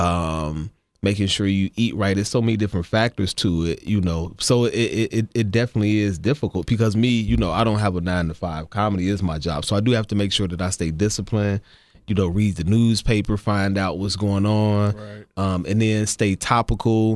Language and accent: English; Ohio, United States; growing up in Ohio